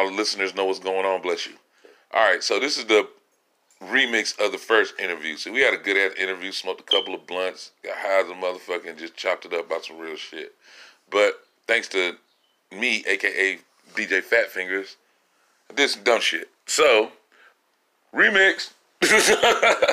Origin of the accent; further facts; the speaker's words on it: Los Angeles, California, United States; as a Californian, as a nigga from